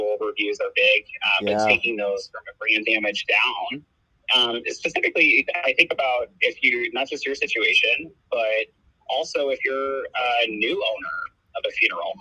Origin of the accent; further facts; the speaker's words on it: St. Louis, Missouri, United States; moved away as an adult; now in Kansas City, United States; I'm not from Kansas City. I'm actually from St. Louis, Missouri. But I've been in Kansas City since 2016